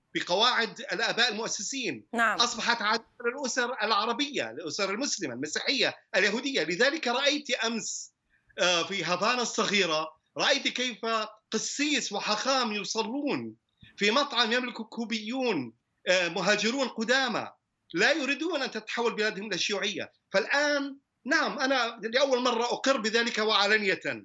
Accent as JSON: {"language": "Arabic", "country": "United States", "said": "انا كامريكي من اصل عربي"}